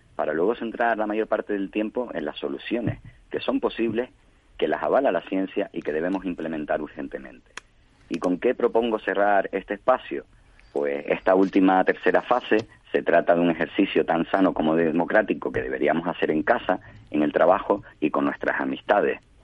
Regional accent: Canary Islands, Spain

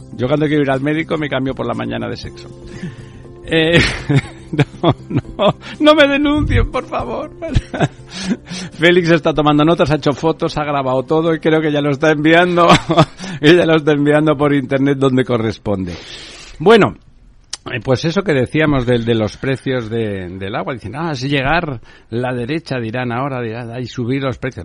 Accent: Barcelona, Catalonia, Spain; yo soy de Barcelona

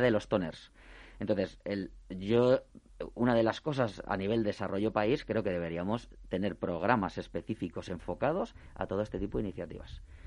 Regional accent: Spain; nuestra economía como españoles que somos

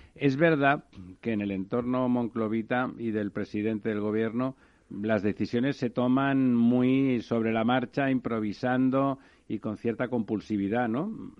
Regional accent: Catalonia, Spain; Cataluña, la verdad es que se entiende poco. Le llamaba a Ramón de España el manicomio catalán y la verdad es que mi tierra está complicada últimamente

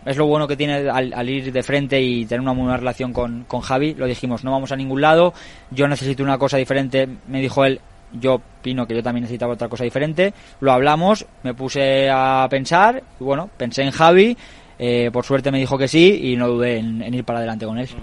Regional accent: Valencia, Valencian Community, Spain; Valencia en casa, eh, donde yo nací, donde yo vivo

